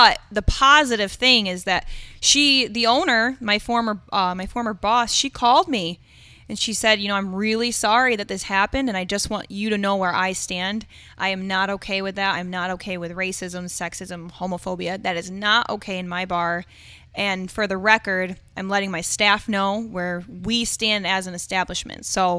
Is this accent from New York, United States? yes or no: yes; Owego, New York, United States; I'm from Owego. You know, what right do you have?